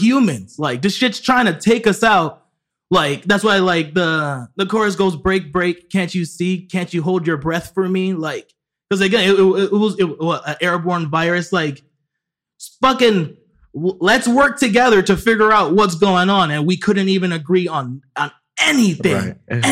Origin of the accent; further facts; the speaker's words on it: Orlando, Florida, United States; moved away; I haven't been in Orlando in a while, but that's where I was born there too